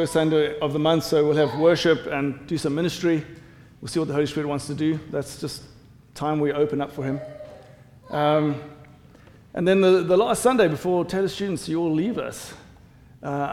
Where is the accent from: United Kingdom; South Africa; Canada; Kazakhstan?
South Africa; accent: South African English; now in United States; I'm South African, South African English.